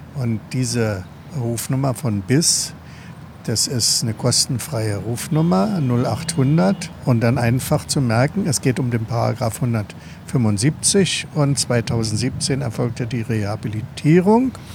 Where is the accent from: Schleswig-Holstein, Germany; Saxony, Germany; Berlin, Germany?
Berlin, Germany; Im Ostteil der Stadt bin ich ja groß geworden